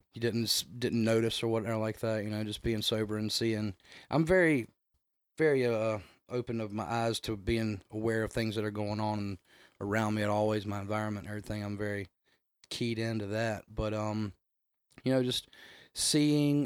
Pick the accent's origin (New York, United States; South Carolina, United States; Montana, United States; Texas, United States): South Carolina, United States; North Augusta; now in Augusta, United States; I grew up in North Augusta, South Carolina, right over the bridge there